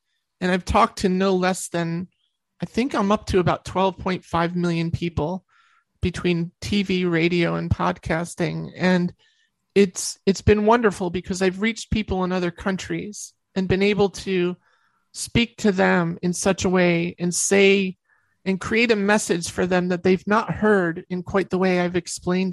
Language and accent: English; New York, United States; I'm from New York.